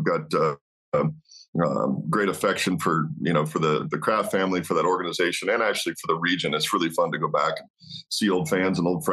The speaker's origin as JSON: {"language": "English", "town": "Walla Walla", "region": "Washington", "country": "United States", "tie": "born or raised there", "said": "That's my hometown. You know, I grew up right there in Walla Walla."}